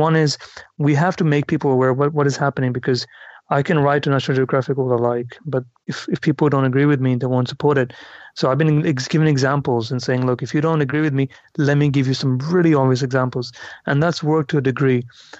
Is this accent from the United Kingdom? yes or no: no; India; as an Indian, like, you know, I'm curious by anybody who's photographed, is this the India you live in?